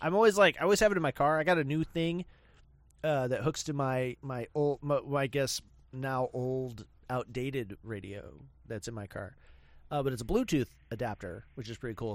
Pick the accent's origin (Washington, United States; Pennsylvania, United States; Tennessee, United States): Washington, United States; Spokane; I'm from Spokehampton